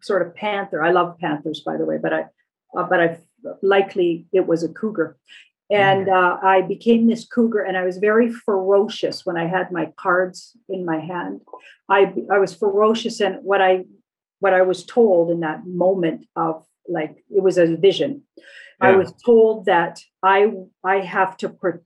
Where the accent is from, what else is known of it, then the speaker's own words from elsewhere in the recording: Alberta, Canada; I was brought up in Alberta and we're not encouraged to speak French.